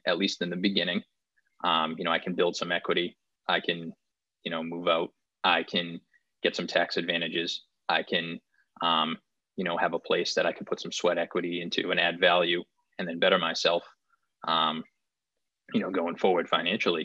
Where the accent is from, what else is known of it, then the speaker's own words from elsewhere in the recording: Wakefield, Massachusetts, United States; I grew up in Wakefield, Mass. So that was like 10 miles outside of the city of Boston